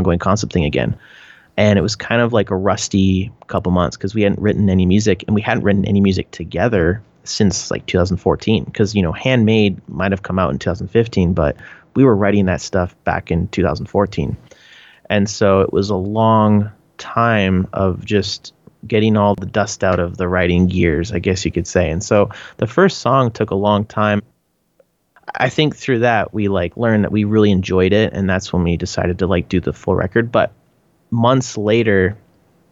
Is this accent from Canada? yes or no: yes; Canada; accent: Canadian; my Canadian accent